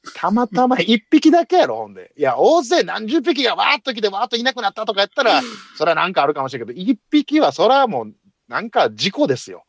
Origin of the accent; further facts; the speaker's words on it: Osaka, Japan; 大阪人やからね